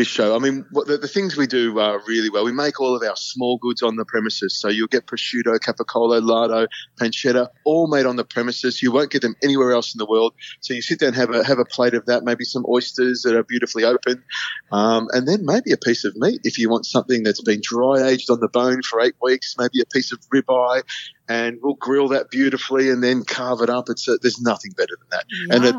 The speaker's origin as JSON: {"language": "English", "country": "Malaysia", "tie": "born or raised there", "said": "I was an Air Force brat. I grew up in Malaysia. So I've got a real hankering for Asian food as well."}